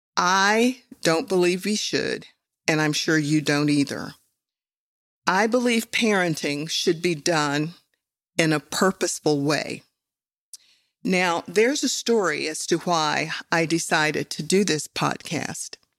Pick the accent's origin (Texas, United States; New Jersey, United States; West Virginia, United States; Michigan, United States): West Virginia, United States; I grew up in West Virginia